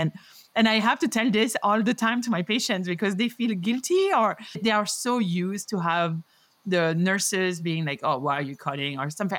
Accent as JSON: {"language": "English", "town": "Paris", "region": "Île-de-France", "country": "France", "also_born_or_lived": "New York City, United States", "moved": "as an adult", "lives_now": "Denver, United States", "said": "a Parisian and New Yorker"}